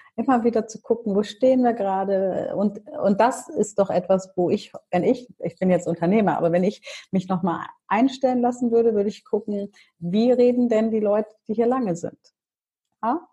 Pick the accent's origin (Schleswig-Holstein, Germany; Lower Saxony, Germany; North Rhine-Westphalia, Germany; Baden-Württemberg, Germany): Lower Saxony, Germany; Hanover; ich bin ja in Hannover geboren und aufgewachsen